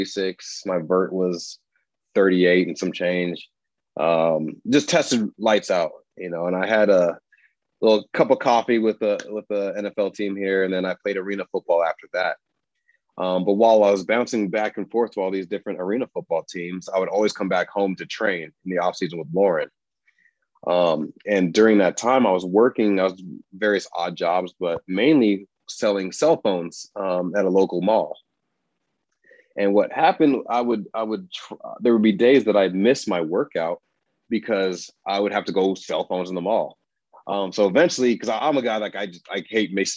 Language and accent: English; Aurora, Colorado, United States; moved away as an adult; also born or lived in Des Moines, Iowa / Washington; I grew up in Aurora, Colorado.